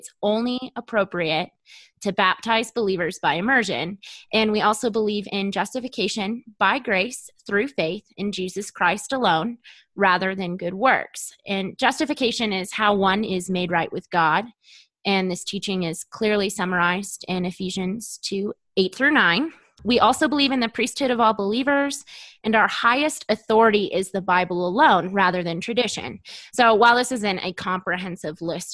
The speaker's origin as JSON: {"language": "English", "region": "Arizona", "country": "United States", "said": "I am from Arizona."}